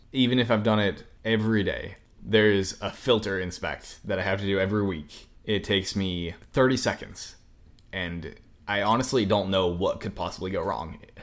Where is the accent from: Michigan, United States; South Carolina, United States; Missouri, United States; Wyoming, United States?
Wyoming, United States; Cody; moved away as an adult; I'm originally from Wyoming